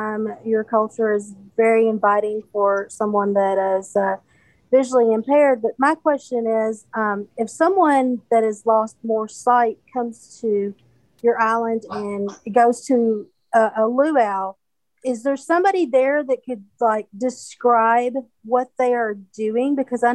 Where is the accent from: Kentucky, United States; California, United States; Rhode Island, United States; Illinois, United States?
Kentucky, United States; I am from Kentucky